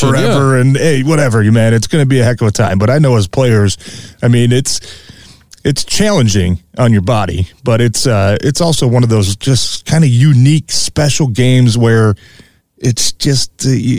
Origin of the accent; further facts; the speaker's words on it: Detroit, Michigan, United States; growing up in Detroit, being from here